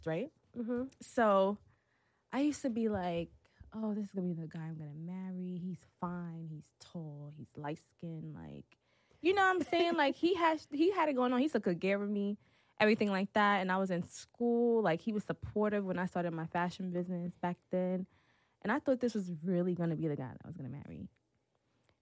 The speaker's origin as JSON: {"language": "English", "town": "New York City", "region": "New York", "country": "United States", "moved": "yes", "lives_now": "Atlanta, United States", "said": "I'm from Brooklyn"}